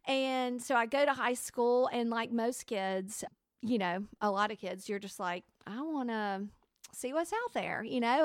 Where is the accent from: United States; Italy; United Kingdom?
United States; Alabama; I was raised in Alabama